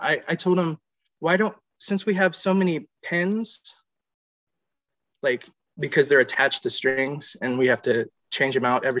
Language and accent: English; South Carolina, United States; also born or lived in Ohio / Florida; Okay. I was born in Ohio, and then I was raised in South Carolina. We moved to Florida for schooling and back to South Carolina, then back to Florida. Now I'm here.